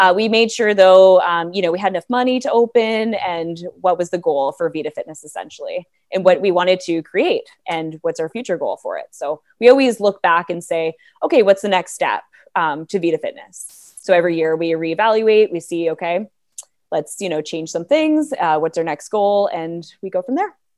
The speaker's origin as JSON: {"language": "English", "town": "Toronto", "region": "Ontario", "country": "Canada", "moved": "as an adult", "lives_now": "Bracebridge, Canada", "said": "I'm from Toronto, right in the heart of Toronto"}